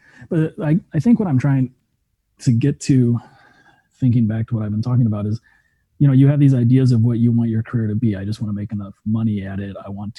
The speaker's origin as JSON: {"language": "English", "country": "Germany", "tie": "born or raised there", "said": "growing up in Germany and running around Schloss Frankenstein and my mom reading Frankenstein to me the day after we visited the castle where Mary Shelley was inspired to write it"}